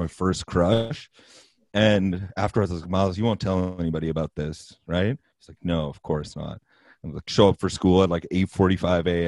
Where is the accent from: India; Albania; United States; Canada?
Canada; Vancouver, British Columbia; I'm one of those guys that just never left Vancouver